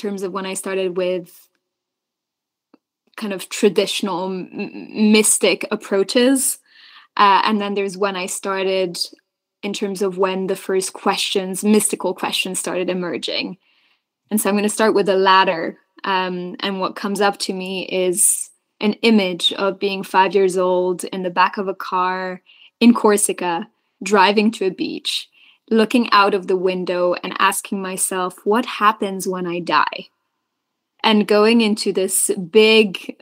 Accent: Belgium; I was born and raised in Belgium, which is this third nationality

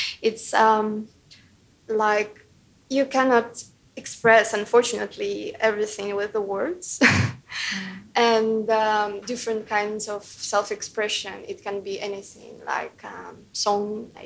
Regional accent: Ukraine; moved away as an adult; now in United Kingdom; my hometown was bombed and like 11 people died, 30 people were injured, and it was literally like really close to my house where my parents lived

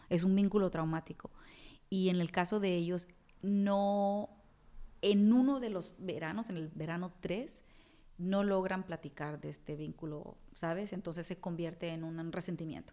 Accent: Culiacán, Sinaloa, Mexico; moved away as an adult; also born or lived in Monterrey, Mexico / Mexico City, Mexico; now in New York, United States; soy la primer sinaloense en estar en ese festival

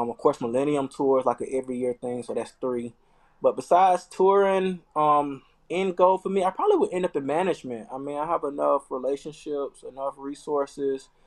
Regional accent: Florida, United States; I'm from the South, man. I'm from Florida, y'all.

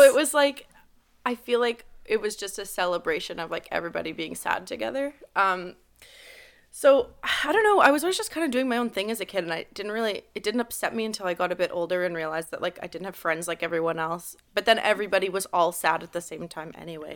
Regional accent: Montreal, Quebec, Canada; I was born and raised in the West Island.

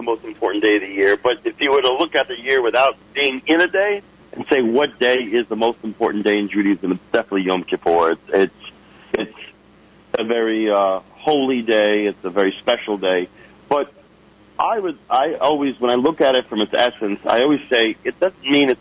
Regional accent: Lawrence, New York, United States; I grew up in the Five Towns area in Lawrence.

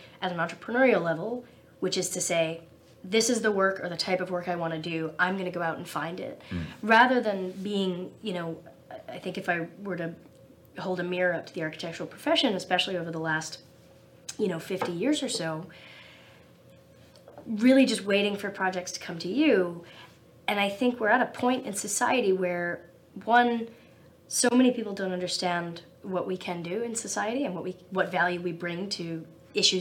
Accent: New Jersey, United States; also born or lived in Ithaca, New York / New York metropolitan area; I grew up in New Jersey and went to Cornell for undergrad

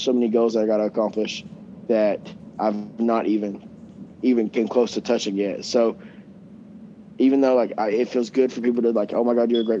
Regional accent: Coeburn, Virginia, United States; I grew up in Coburn, but I grew up in an area in Coburn they call Riverview

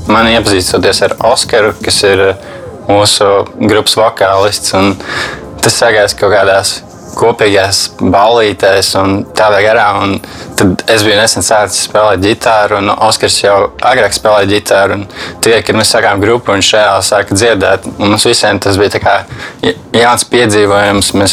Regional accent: Riga, Latvia; also born or lived in Torņakalns; Un eh, parasti mēs, kad sevi iepazīstam, vienmēr sakām, to, ka mēs esam no Torinkalna. Jo nu, tas arī ir tas, saistīts ar mūsu grupas stāstu un mūsu nosaukumu. Mēs iepazināmies būtībā Torinkalnā, jo mēs visi gājām vienā skolā, kas ir Rīga

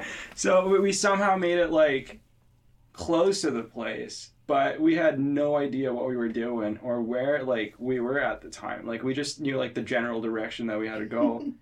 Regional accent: India; moved away; I'm from India

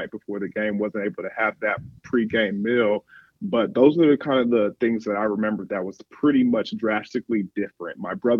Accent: Nigeria; my background is I'm Nigerian.

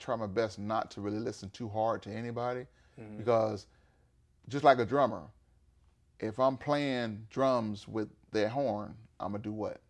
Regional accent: Florida, United States; also born or lived in Georgia, United States; You know, I'm from Florida, so you already know what's

